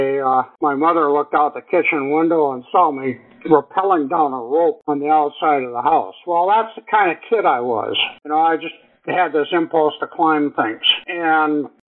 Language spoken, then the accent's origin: English; Milwaukee, Wisconsin, United States; I grew up in Milwaukee, Wisconsin, in an urban environment